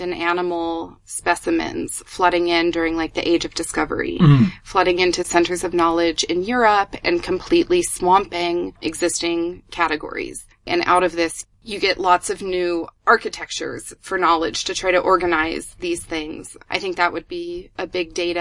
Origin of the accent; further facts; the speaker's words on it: New Mexico, United States; I'm actually from New Mexico in the U.S., which is in the Southwest, and it's a high desert environment.